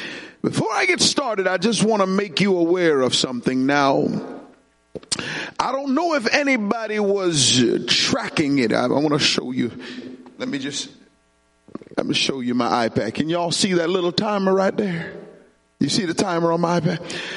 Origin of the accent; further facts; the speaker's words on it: Jamaica; When I was growing up in Jamaica, we had a sport.